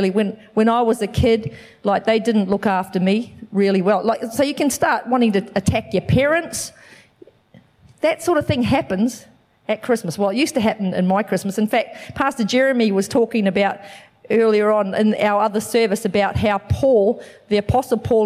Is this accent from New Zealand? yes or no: yes; New Zealand; now in Australia; I'm from New Zealand